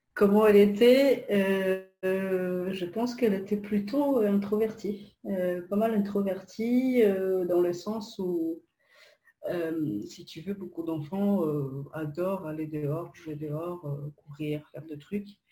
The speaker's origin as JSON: {"language": "French", "country": "Poland", "tie": "born or raised there", "second_language": "French", "moved": "as an adult", "lives_now": "France", "said": "moi, je, ne suis pas française. je suis polonaise d'origine je suis arrivée en France euh, lorsque j'avais 19 ans"}